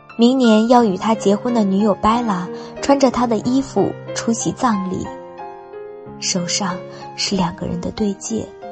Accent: Tangshan, Hebei, China; 我来自于河北唐山

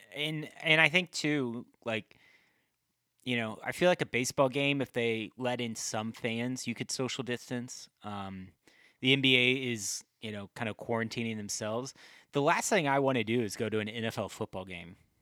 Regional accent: Midwest, United States; we're both from the Midwest

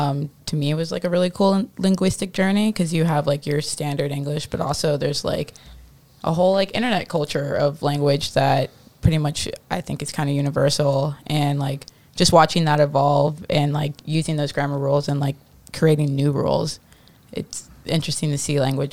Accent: Midwest, United States; moved away; When I moved here from the Midwest, I used to say pop all the time

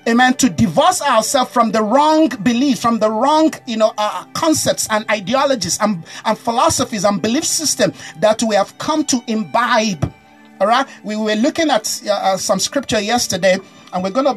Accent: Nigeria; I'm a Nigerian

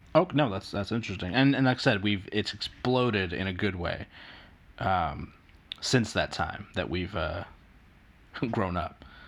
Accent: New Jersey, United States; I'm East Coast. I, I grew up in New Jersey.

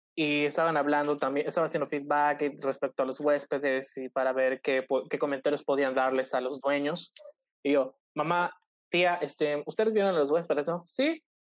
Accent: Cozumel, Quintana Roo, Mexico; soy de Cozumel

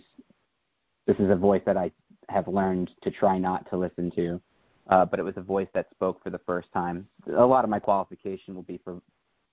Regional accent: New York, United States; I hail from New York, but I'm actually in a town just outside of Philadelphia right now

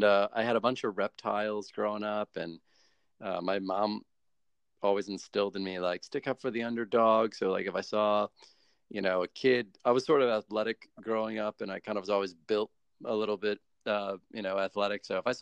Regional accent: United States; I'm American

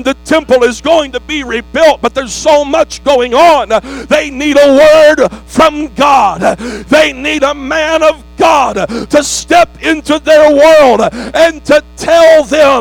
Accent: United States; I'm a red-blooded American

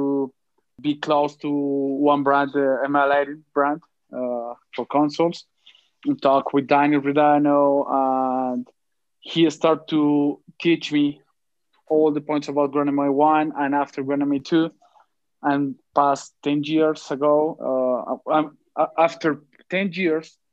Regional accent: Bogota, Colombia; I'm from Bogota, Colombia.

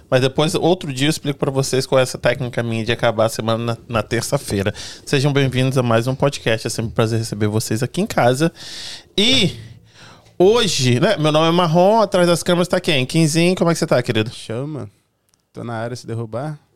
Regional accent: Espírito Santo, Brazil; O negócio é que eu sou, eu sou capixaba. E aí a gente, do, do Espírito Santo, a gente fala que a gente não tem sotaque.

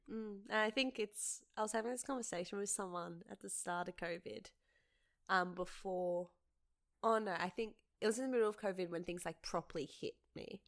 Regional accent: Penrith, New South Wales, Australia; also born or lived in St Marys; I grew up for most of my life in Jamestown, in the heart of Penrith

